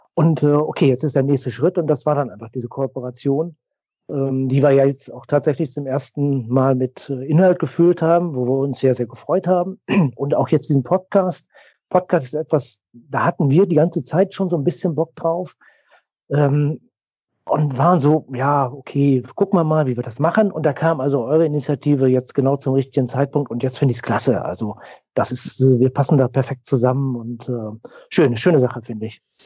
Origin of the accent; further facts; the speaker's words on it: the West, West Germany, Germany; Wir sind beide aus dem Westen